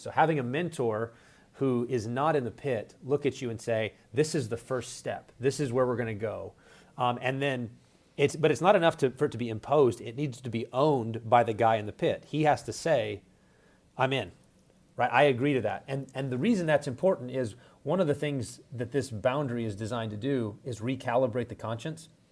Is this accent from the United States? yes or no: yes; West Texas, United States; moved away as an adult; now in Minneapolis, United States; I'm originally from West Texas. Uh, grew up there